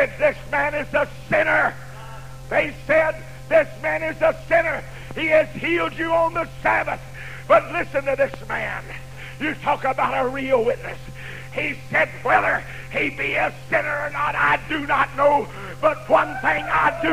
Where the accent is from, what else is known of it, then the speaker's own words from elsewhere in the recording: Norman, Oklahoma, United States; I told him, Norman, Oklahoma